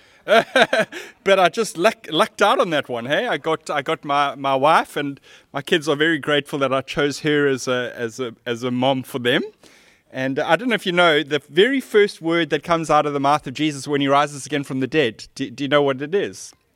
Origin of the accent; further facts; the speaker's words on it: Cape Town, Western Cape, South Africa; As a teenager, I grew up in Seapoint